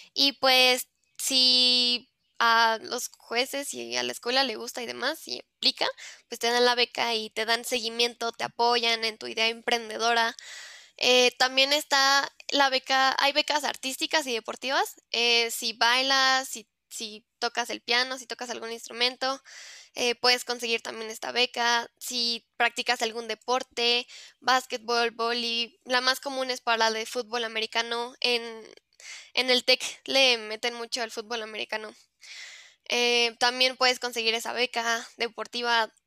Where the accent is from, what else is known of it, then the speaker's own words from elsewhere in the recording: Mexico; yo soy de México